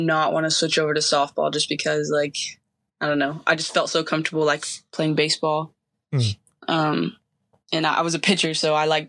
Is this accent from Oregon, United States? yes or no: no; Barona Indian Reservation, California, United States; So I grew up on an Indian reservation. I live like 5 minutes from all my family members.